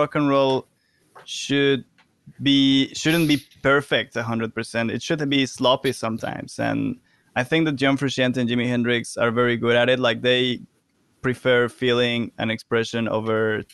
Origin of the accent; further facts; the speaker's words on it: Mexico; now in London, United Kingdom; I'm from Mexico